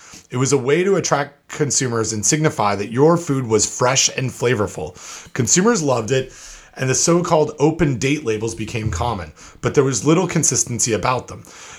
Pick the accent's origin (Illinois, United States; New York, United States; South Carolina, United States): New York, United States; In my home state of New York, there are laws about labels, but the standards don't mention dates at all.